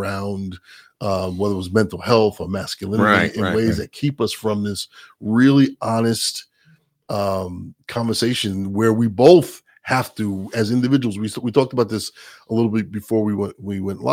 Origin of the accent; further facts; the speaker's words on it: New York, United States; I'm a New Yorker